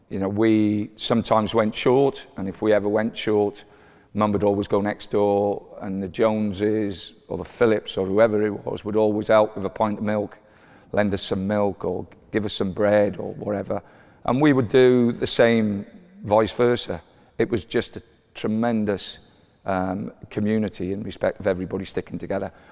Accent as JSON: {"language": "English", "town": "Newport", "region": "Wales", "country": "United Kingdom", "tie": "born or raised there", "said": "I was born into uh, a family um, that lived in a three bedroom terraced house."}